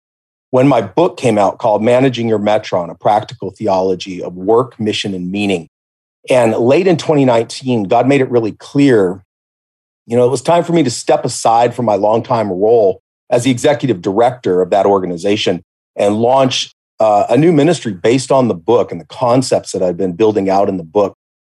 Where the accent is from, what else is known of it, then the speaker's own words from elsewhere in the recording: Belize; There was another American kid that I grew up with in Belize, in the jungle